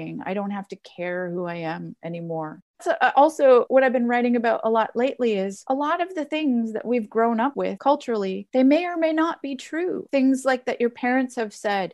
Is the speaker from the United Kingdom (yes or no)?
no; Canada; moved away; also born or lived in Ontario / Nova Scotia / Amherst, Massachusetts; I'm from Canada